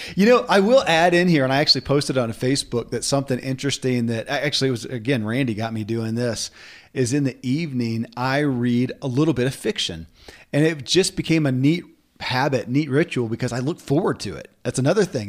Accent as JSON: {"language": "English", "region": "Kentucky", "country": "United States", "tie": "born or raised there"}